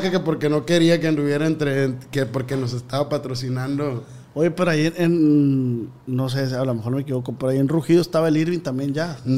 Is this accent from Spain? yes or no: no; Culiacán, Sinaloa, Mexico; moved away as an adult; now in Mazatlán, Mexico; Somos de allá del pueblo, tú sabes que somos de de Culiacán, pero tengo como un año ya acá en, Mazatlán